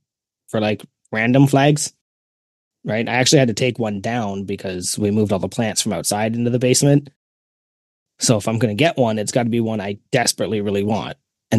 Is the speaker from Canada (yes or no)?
yes; Canada; the thing about being Canadian is I did not pick up the chicken bake shirt because nobody up here would understand it.